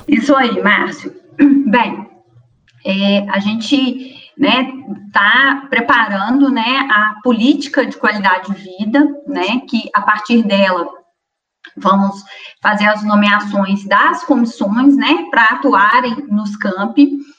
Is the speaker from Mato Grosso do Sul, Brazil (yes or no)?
no; Astolfo Dutra, Minas Gerais, Brazil; Minha origem, eu sou de um distrito de Astolfo Dutra, né? De uma colônia de italianos que chama Colônia Santa Maria